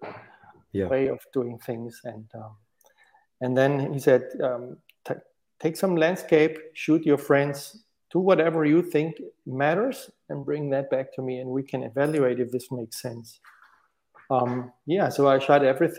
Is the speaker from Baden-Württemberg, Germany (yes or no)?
yes; Stuttgart, Baden-Württemberg, Germany; moved away as an adult; now in Munich, Germany; I grew up in Stuttgart